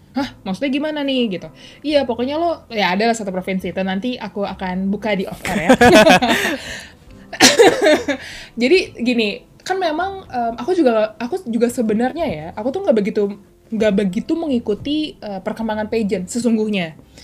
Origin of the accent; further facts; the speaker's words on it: Jakarta, Indonesia; kita besar di Jakarta